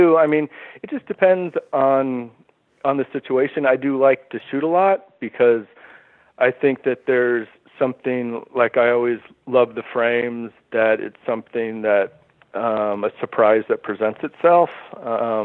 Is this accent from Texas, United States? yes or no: yes; Houston, Texas, United States; now in Brooklyn, United States; I grew up in a suburb of Houston, Texas